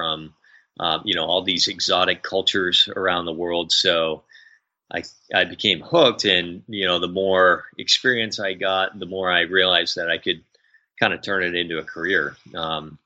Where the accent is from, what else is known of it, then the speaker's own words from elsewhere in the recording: New England, United States; growing up in New England in the United States